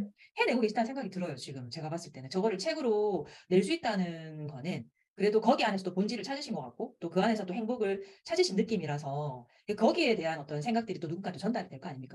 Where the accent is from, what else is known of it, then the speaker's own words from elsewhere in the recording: Busan, South Korea; accent: Busan dialect; 부산 사투리를 가르치고